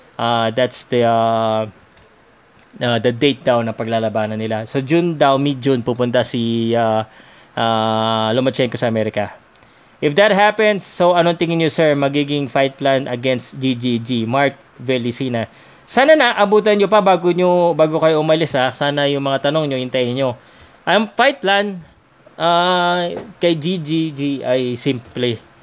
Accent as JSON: {"language": "Tagalog", "country": "Philippines", "said": "es Pilipinas, mi, mi casa."}